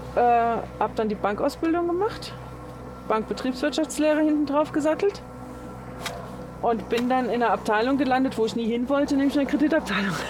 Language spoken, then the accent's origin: German; Saarbrücken, Saarland, Germany; also born or lived in Mülheim an der Ruhr / Ruhr area; now in Lenzerheide, Switzerland; ursprünglich komme ich ja auch nicht aus Mülheim, sondern aus Saarbrücken, aus dem schönen Saarland